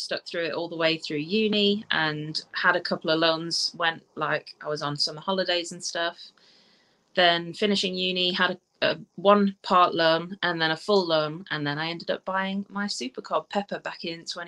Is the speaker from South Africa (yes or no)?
yes; South Africa; now in England, United Kingdom; I was born in South Africa, and I moved to England in 2002.